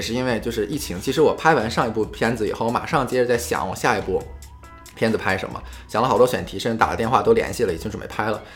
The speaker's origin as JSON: {"language": "Chinese", "country": "China", "moved": "yes", "lives_now": "United States", "said": "我作为中国人在美国"}